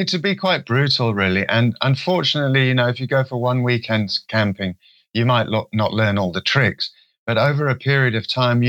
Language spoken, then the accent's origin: English; Kenya; also born or lived in Swaziland; I was brought up in Kenya and Swaziland.